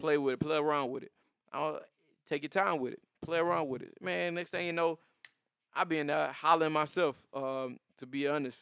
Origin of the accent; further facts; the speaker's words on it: the South, United States; even being a Southerner